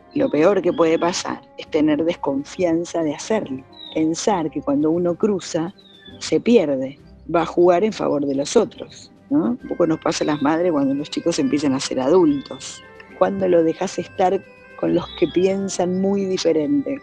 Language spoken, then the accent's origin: Spanish; Argentina